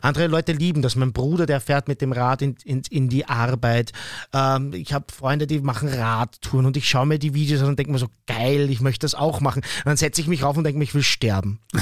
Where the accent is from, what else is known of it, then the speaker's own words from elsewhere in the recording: Austria; bei uns in Österreich